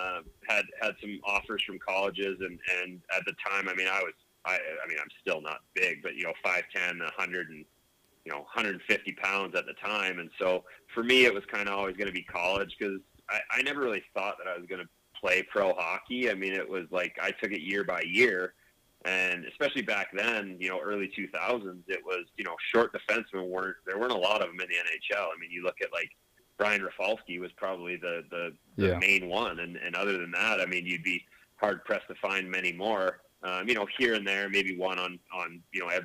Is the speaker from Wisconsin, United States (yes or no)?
no; Zionsville, Indiana, United States; born and raised in Zionsville